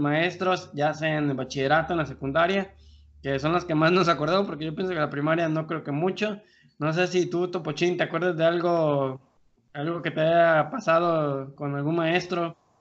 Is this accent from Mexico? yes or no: yes; Colima, Mexico; now in Querétaro, Mexico; de Colima y desde Querétaro